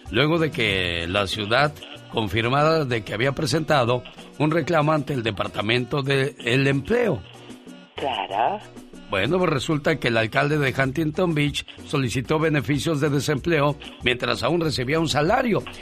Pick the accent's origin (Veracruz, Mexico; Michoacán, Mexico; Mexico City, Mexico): Mexico City, Mexico; moved away; Un día salí de la Ciudad de México pero la Ciudad